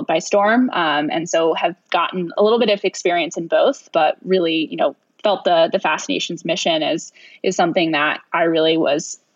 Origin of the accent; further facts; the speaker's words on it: New York City, New York, United States; I am right now in downtown Manhattan. I actually am born and raised here, so I'm a classic New York City girl